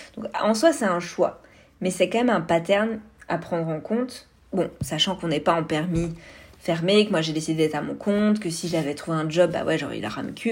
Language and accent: French; Vosges, Grand Est, France; moved away as an adult; now in Canada; je viens des Vosges euh, à l'est de la France